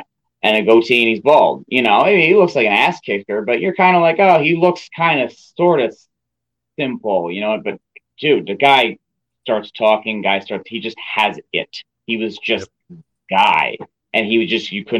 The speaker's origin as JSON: {"language": "English", "town": "Albany", "region": "New York", "country": "United States", "tie": "born or raised there", "said": "It was their first event in Albany, New York, hometown"}